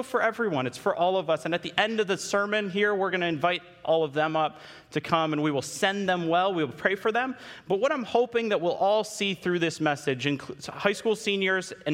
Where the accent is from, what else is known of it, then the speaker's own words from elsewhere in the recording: Holland, Michigan, United States; I grew up in Holland my entire life. I went all the way to Hope College for school.